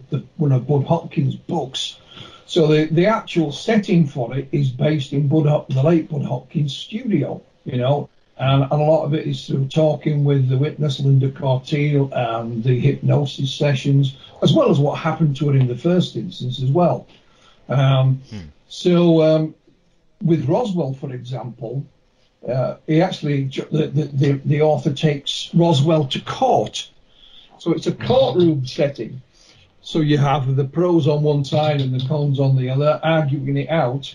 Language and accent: English; Yorkshire and the Humber, United Kingdom; I'm from West Yorkshire